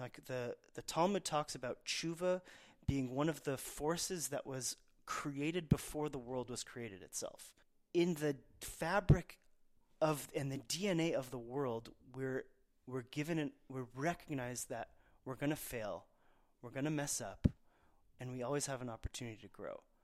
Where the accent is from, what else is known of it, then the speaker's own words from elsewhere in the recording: Dallas, Texas, United States; as a Persian kid growing up in Dallas, Texas